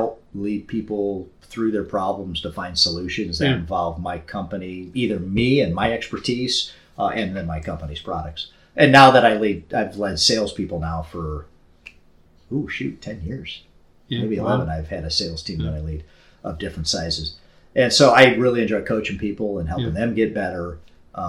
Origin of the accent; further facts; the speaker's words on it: St. Louis, Missouri, United States; now in Milwaukee, United States; growing up in St. Louis and then living in Milwaukee